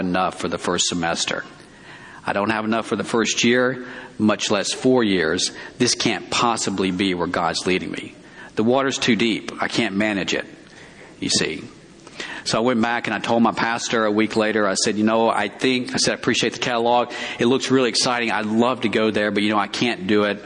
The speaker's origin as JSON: {"language": "English", "region": "Alabama", "country": "United States", "tie": "born or raised there", "moved": "as an adult", "said": "I grew up in Alabama."}